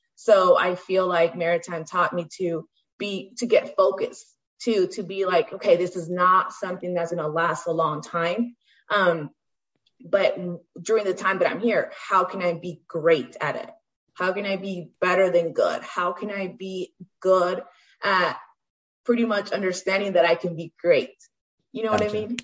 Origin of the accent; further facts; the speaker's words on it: Stockton, California, United States; I come from Stockton, so um, I grew up in most of the you know South Side inner city